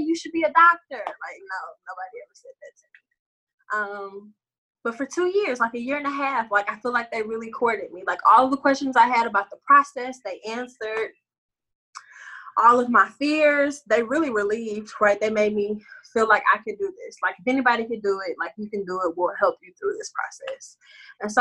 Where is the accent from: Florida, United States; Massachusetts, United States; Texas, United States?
Texas, United States; Beaumont; moved away; who I am or my hometown or my family